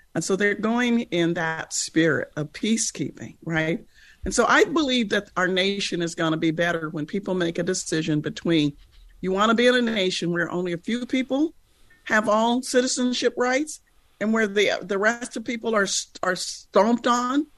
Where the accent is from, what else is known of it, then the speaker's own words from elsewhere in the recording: United States; as an American